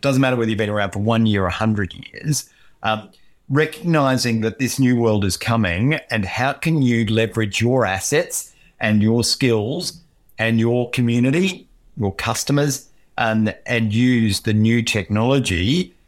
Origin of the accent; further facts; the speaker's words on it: Queensland, Australia; moved away; I come from Queensland.